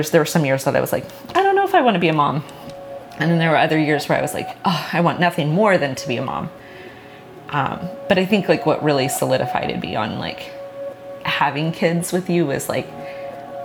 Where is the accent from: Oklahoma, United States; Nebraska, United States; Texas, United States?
Oklahoma, United States; Oklahoma City; moved away as an adult; now in Los Angeles, United States; born and raised in Oklahoma City.